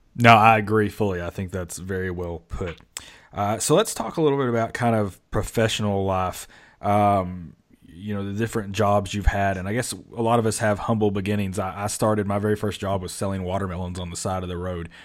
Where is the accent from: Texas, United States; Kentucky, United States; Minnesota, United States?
Kentucky, United States; Mayfield; now in Georgia, United States; I grew up in Mayfield, Kentucky